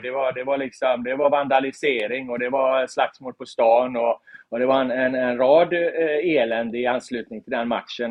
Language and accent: Swedish; Gothenburg, Västra Götaland, Sweden; moved away as an adult; also born or lived in Stockholm; staden jag är, är född och uppvuxen